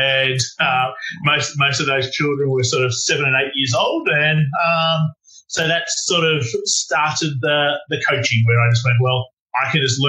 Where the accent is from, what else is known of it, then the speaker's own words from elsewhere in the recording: Melbourne, Victoria, Australia; So I grew up in Melbourne. So that's another city. We're up in Sydney at the moment.